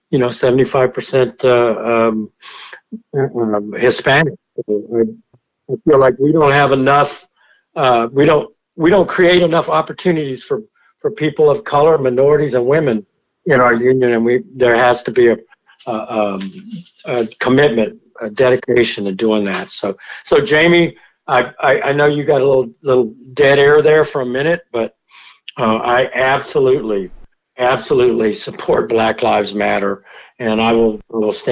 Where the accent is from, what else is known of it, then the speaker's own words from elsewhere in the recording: France; born there; I'm not, I'm not a Native American. I was, I was born in France. My mother's French